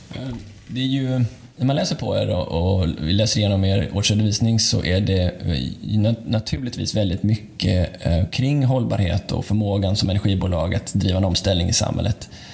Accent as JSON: {"language": "Swedish", "town": "Gothenburg", "region": "Västra Götaland", "country": "Sweden", "said": "jag själv är Göteborg i grunden"}